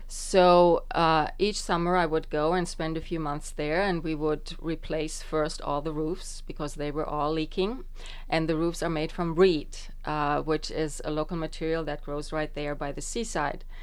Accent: Germany; also born or lived in Estonia; now in United States; I was born in {S1} Estonia, so that's. Uh, that's that. But uh, when I was just a year and a half old, my parents immigrated to West Germany.

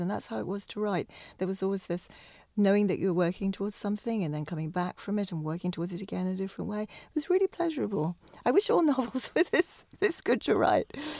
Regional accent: England, United Kingdom; now in Scotland, United Kingdom; being English

